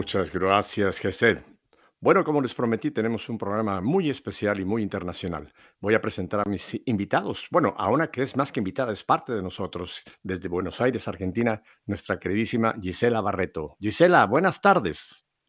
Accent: Mexico; en mi país, en México

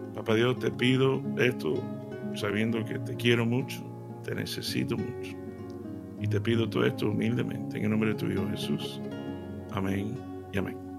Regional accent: Seville, Andalusia, Spain; me crié en Sevilla

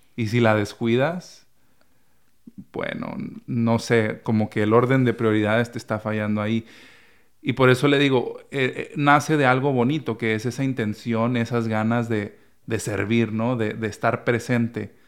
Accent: Chihuahua, Mexico; moved away; en la parroquia en la que crecí, En el Espíritu Santo, allá en, Chihuahua, Chihuahua

